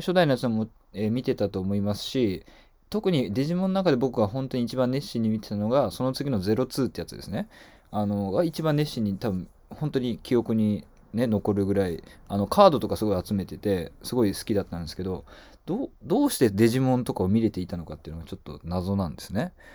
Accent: Kobe, Hyogo, Japan; 僕はあの神戸出身なんですけども

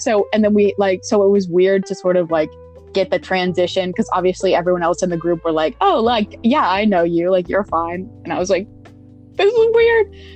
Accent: Pittsburgh, Pennsylvania, United States; moved away as an adult; I'm from Pittsburgh, Pennsylvania

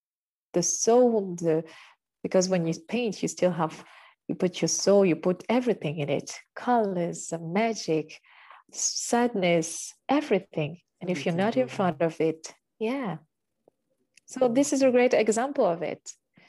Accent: Uganda; now in France; Okay, I come from Uganda. Don't forget that.

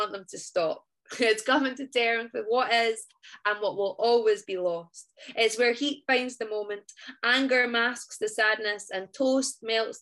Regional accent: Scotland, United Kingdom

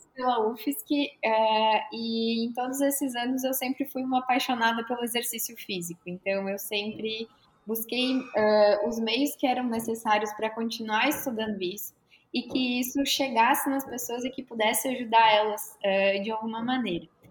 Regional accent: Rio Grande do Sul, Brazil; moved away as an adult; also born or lived in Caxias do Sul; now in Florianópolis, Brazil; sou gaúcha

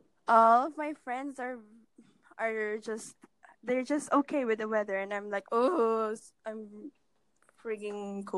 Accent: Philippines; I'm from the Philippines.

